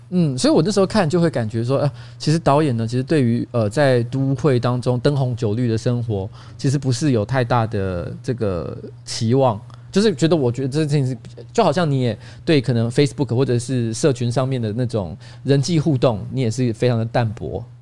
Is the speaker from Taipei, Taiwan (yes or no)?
yes; Taipei, Taiwan; 我从小住在台北